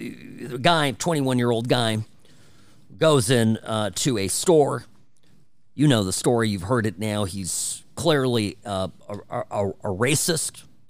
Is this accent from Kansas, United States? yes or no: no; Irvine, California, United States; Cook's Corner is growing up in Irvine, my neighbor.